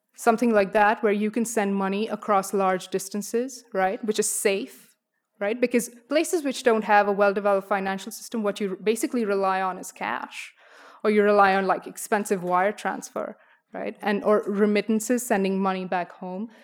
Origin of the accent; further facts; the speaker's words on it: India; moved away; I'm from India.